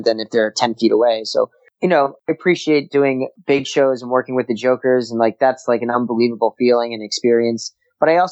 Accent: United States; as an American

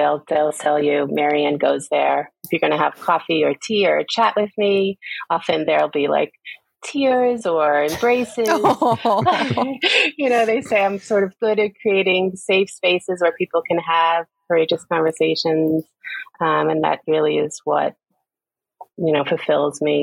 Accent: New York City, New York, United States; I was born in Queens, New York, the youngest of six, a large family.

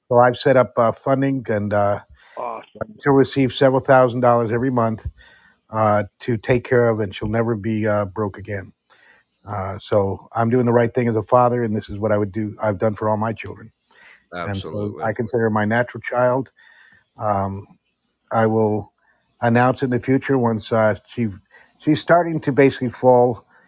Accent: Netherlands; now in United States; I grew up in Europe, uh, in the Netherlands

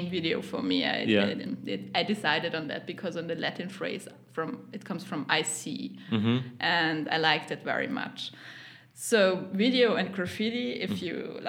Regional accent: Linz, Upper Austria, Austria; English is a second language; moved away as an adult; also born or lived in Vienna; Born, raised in Linz

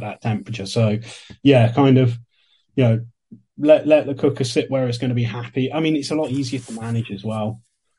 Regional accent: England, United Kingdom; I'm obviously from England, grew up in the early 90s, late 80s

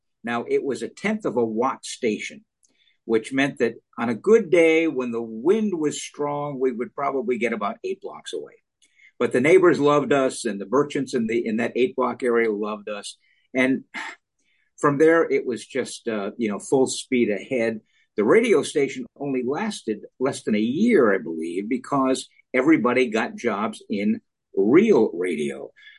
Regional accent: Providence, Rhode Island, United States; moved away as an adult; also born or lived in Worcester, Massachusetts / Southern California / Santa Barbara; now in Seattle, United States; I was born and raised in Providence, Rhode Island

